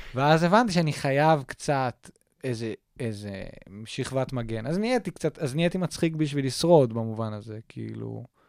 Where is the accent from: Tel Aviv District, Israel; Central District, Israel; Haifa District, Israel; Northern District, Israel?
Tel Aviv District, Israel; Tel Aviv; also born or lived in Jerusalem; תל אביבי, כאילו, born and raised, ואני, אה, ואימא שלי פה, ואבא שלי פה